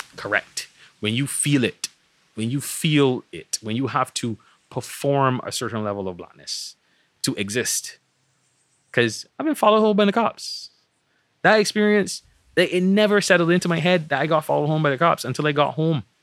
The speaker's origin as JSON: {"language": "English", "country": "Barbados", "tie": "born or raised there", "said": "growing up in Barbados"}